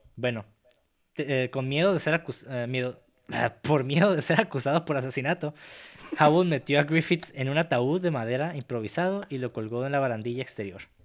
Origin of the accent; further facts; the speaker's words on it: Mexico; soy mexicano